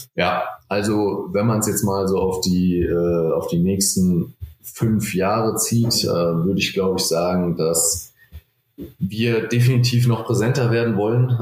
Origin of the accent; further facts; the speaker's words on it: Frankfurt, Hesse, Germany; ich komme aus Frankfurt, ich bin extrem heimatverbunden